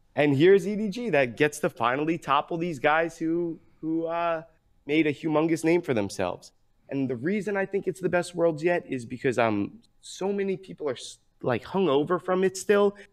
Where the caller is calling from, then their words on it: Pleasantville, New York, United States; I'm calling from Pleasantville, New York, New York, the suburbs of New York City